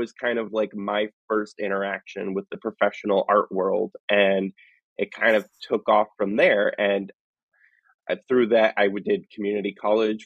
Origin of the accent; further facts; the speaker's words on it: Northern Michigan, United States; I grew up in the Midwest, Northern Michigan, with just my mom and me.